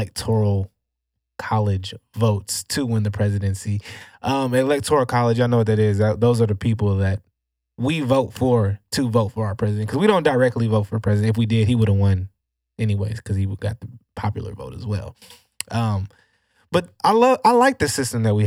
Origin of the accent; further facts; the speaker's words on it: United States; as an American